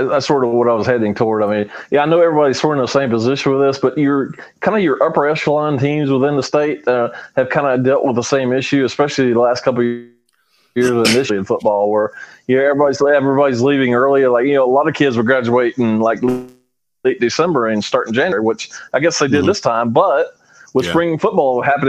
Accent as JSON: {"language": "English", "town": "Winston-Salem", "region": "North Carolina", "country": "United States", "tie": "born or raised there", "said": "I grew up in Winston."}